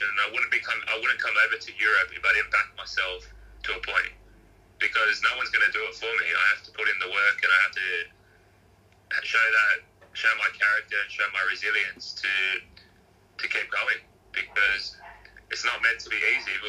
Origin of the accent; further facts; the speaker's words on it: Lidcombe, New South Wales, Australia; I grew up, I grew up in Western Sydney, so in Lidcombe.